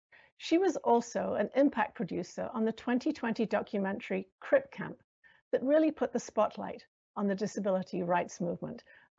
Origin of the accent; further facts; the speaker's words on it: United Kingdom; accent: British American; I'm white, and as you can probably hear from my accent, I'm British American.